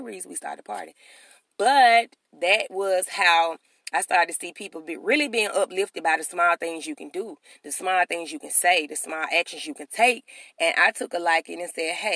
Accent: Birmingham, Alabama, United States; I'm from Birmingham, Alabama

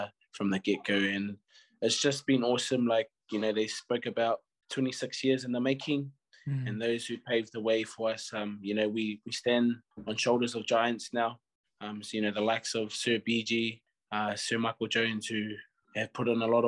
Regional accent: Porirua, Wellington, New Zealand; also born or lived in Upper Hutt; we're actually born and raised in Porua

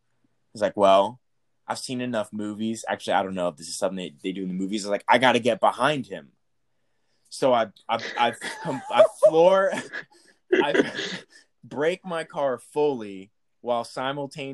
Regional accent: Texas, United States; And I'm from Texas

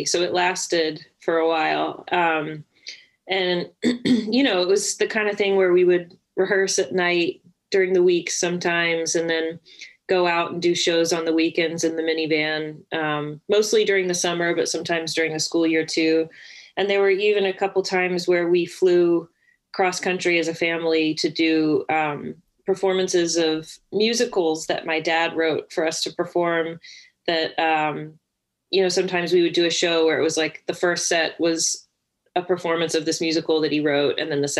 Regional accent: Winston-Salem, North Carolina, United States; North Carolina, Winston-Salem.

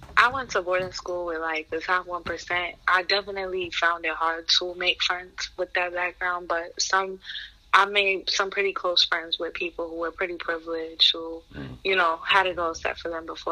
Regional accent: New York City, New York, United States; I was born and raised in Queens, New York

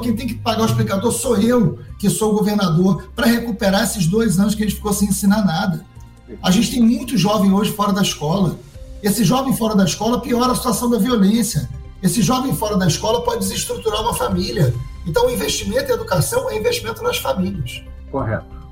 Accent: Niterói, Rio de Janeiro, Brazil; also born or lived in São Gonçalo; nasci em São Gonçalo, fui criado na periferia de Niterói, no Fonseca

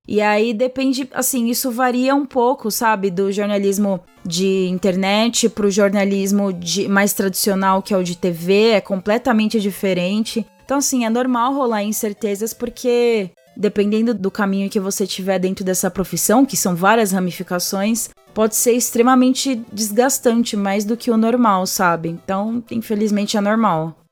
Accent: Santo André, São Paulo, Brazil; moved away as an adult; also born or lived in São Bernardo do Campo; now in São Paulo, Brazil; Eu nasci em São Bernardo do Campo, do A B C Paulista, e cresci a vida inteira em Santo André, que é ali do ladinho de São Bernardo

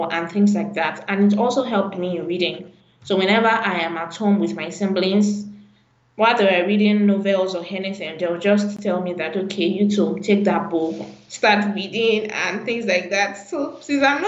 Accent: Ibadan, Oyo, Nigeria; I was born in Ibadan.

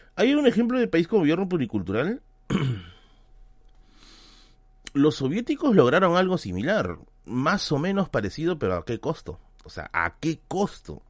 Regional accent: Tacna, Peru; moved away; irme a Tacna, a mi tierra, a mi tierra natal, a mi grandiosa y preciosa Tacna

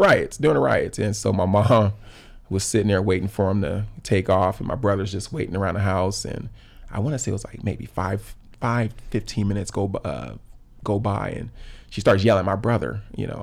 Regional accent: Los Angeles, California, United States; I grew up in South L A, right in the heart of the L A riots

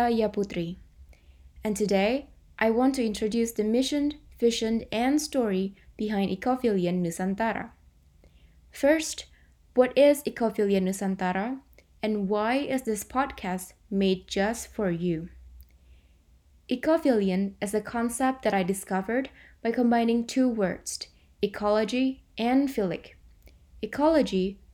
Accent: Indonesia; the Indonesian archipelago, my home country that I love dearly

